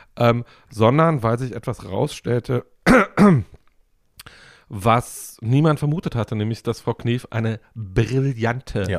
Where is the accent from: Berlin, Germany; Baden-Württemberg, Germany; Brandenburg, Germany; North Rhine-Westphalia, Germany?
Brandenburg, Germany; Woltersdorf; Ich bin in Woltersdorf groß geworden